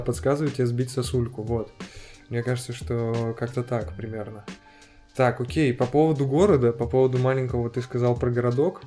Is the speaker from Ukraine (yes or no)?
no; Ashgabat, Turkmenistan; moved away as an adult; now in Perm, Russia; я из Ашхабада, из Туркменистана вообще